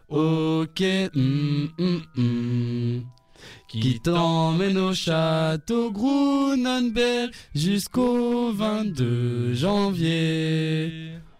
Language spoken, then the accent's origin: French; Brussels, Brussels-Capital Region, Belgium; 27 euh, ans, Bruxelles, voilà.